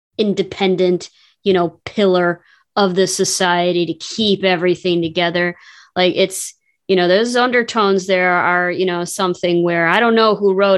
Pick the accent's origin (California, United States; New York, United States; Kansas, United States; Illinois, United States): Illinois, United States; Chicago; people I grew up with in Chicago